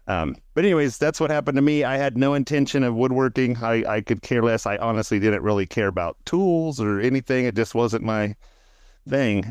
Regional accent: Central California, United States; I didn't grow up in Southern California. I'm from Central California

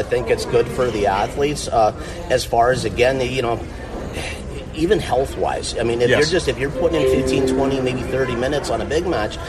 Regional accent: Midwest, United States; now in Florida, United States; Well, and I grew up in the Midwest. My dad is an iron ore miner forever. I'm former 8-year active duty Air Force guy. That's how I ended up in Florida, as I got stationed at MacDill.

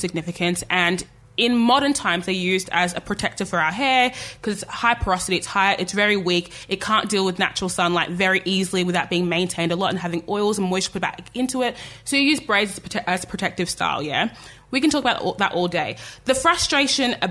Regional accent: Australia; I was born and raised in Australia

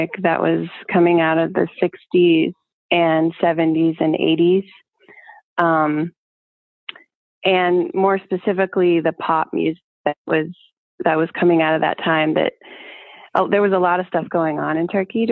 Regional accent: Roanoke, Virginia, United States; also born or lived in Richmond, Virginia; I grew up in Roanoke, Virginia

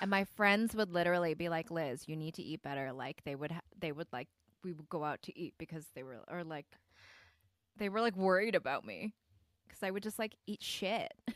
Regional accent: Midwest, Michigan, United States; accent: Michigan-Korean, Midwest Korean; I grew up in the Midwest

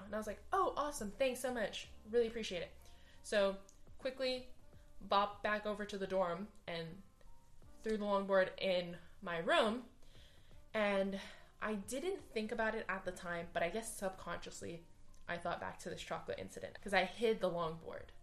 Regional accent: Hawaii, United States; moved away as an adult; I am from Hawaii. I am not Hawaiian

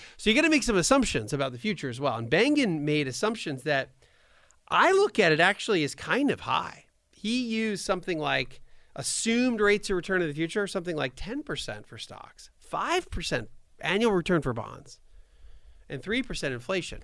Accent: near Bryn Mawr, Pennsylvania, United States; I'm from Pennsylvania, so I was actually, grew up kinda near Bryn Mawr

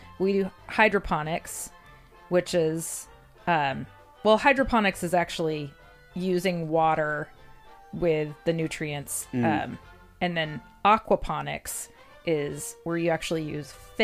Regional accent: United States; as an American

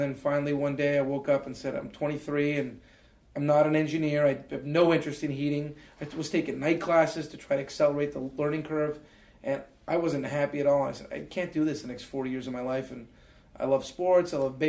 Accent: Canada; And then they had to rescind it, just being Canadian, getting a work permit, getting a visa.

